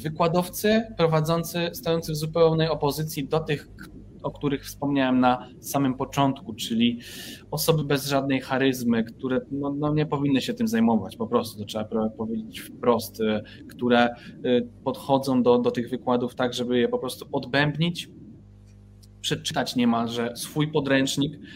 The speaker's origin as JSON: {"language": "Polish", "town": "Nowa Sól", "region": "Lubusz Voivodeship", "country": "Poland", "moved": "as an adult", "said": "ja pochodzę z małego miasta, Nowa Sól e, w województwie lubuskim"}